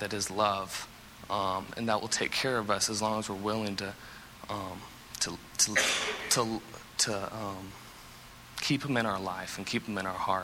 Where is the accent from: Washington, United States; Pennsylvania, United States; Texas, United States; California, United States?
Washington, United States; Seattle; now in Statesboro, United States; I'm from Seattle, Washington originally, you know, so I'm a long way from home.